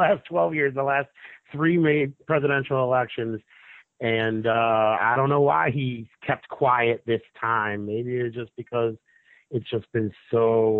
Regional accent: Detroit, Michigan, United States; now in Las Vegas, United States; I'm from Detroit. I live in Vegas.

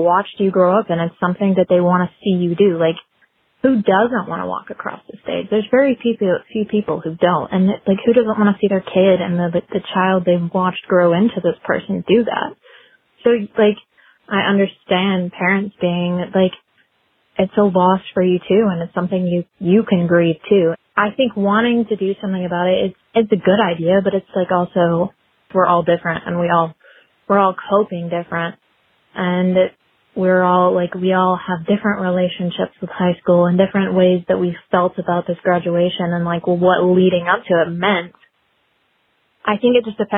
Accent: Senoia, Georgia, United States; I'm from Sonoya, Georgia

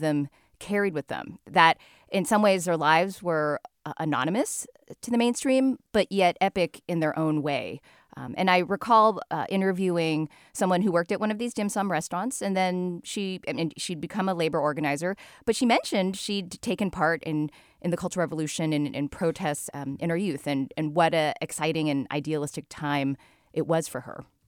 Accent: United States; I'm the American born daughter of Chinese immigrants.

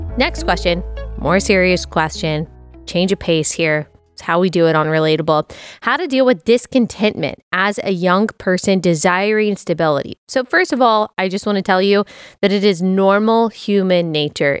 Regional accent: Texas, United States; moved away as an adult; also born or lived in Athens, Georgia / Greenville, South Carolina; as someone who was born and raised in Texas

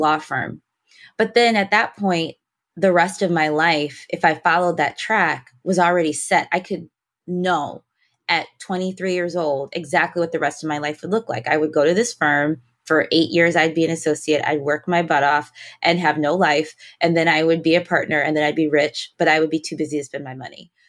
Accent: Detroit, Michigan, United States; I was born in Detroit, grew up in Detroit

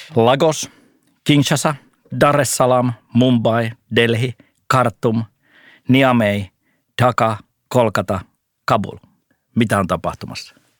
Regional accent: North Karelia, Finland; moved away as an adult; now in Helsinki, Finland; Mä oon tällainen pohjoiskarjalainen vilkas pikku nisäkäs, joka sitten siellä oli maaseudulla. Sieltähän mä oon kotoisin

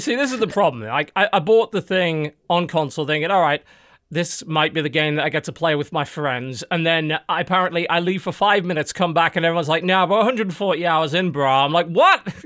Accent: United Kingdom; I'm British

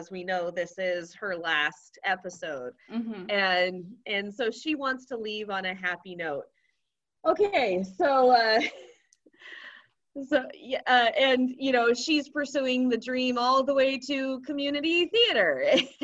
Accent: Texas, United States; I'm a Texan

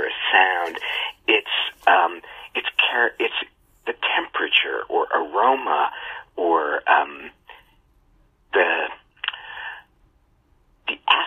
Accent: California suburb, United States; I am just an American child, a California suburb child.

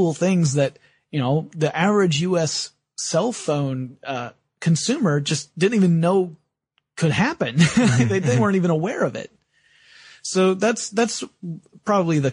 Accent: United States; as American citizens

